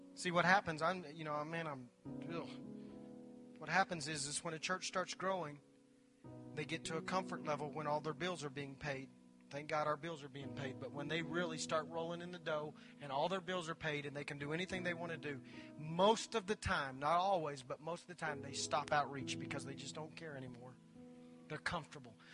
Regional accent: Anadarko, Oklahoma, United States; I grew up in Anadarko, Oklahoma. Told you I was a redneck. Grew up in Anadarko, Oklahoma. Little bitty town in West Oklahoma

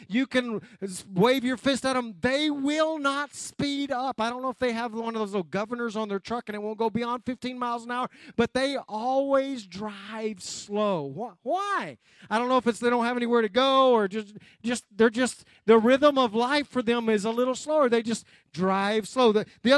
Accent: Anadarko, Oklahoma, United States; I grew up in West Oklahoma, Anadarko, Oklahoma.

